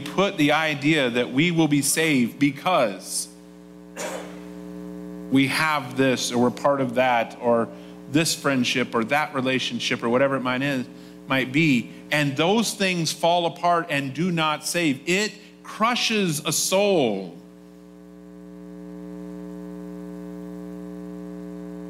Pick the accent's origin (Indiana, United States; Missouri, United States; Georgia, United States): Indiana, United States; Nappanee; I grew up in a town called Napanee, Indiana, in Elkhart County, Indiana